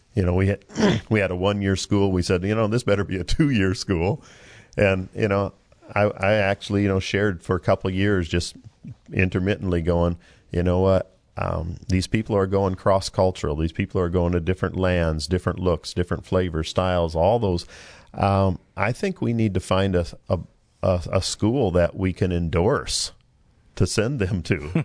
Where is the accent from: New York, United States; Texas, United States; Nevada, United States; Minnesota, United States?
Minnesota, United States; moved away; I'm from Minnesota